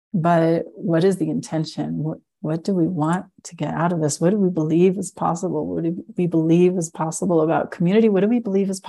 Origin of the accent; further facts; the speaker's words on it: United States; growing up on the Colorado River